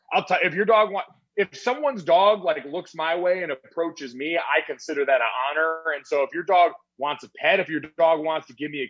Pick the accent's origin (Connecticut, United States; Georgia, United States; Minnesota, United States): Connecticut, United States; Avon; also born or lived in South Jersey; So I'd say I'm from Connecticut. So my hometown is Avon, Connecticut. I was born in South Jersey. Like we moved around a lot when my dad was finishing up playing.